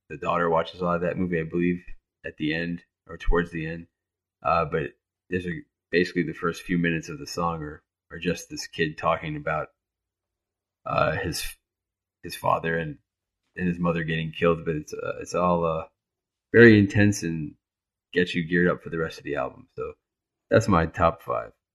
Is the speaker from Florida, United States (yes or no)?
yes; Miami, Florida, United States; I grew up in Miami